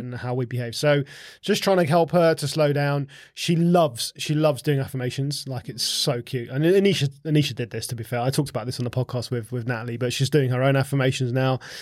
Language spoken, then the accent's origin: English; Essex, East of England, United Kingdom; I grew up in Essex